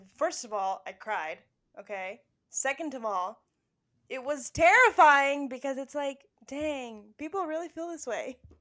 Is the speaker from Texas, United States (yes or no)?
yes; Spring, Texas, United States; we grew up in Spring, Texas.